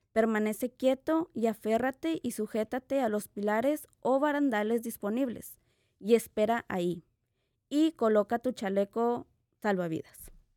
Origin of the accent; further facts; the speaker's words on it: Mexico; como latina, como mexicana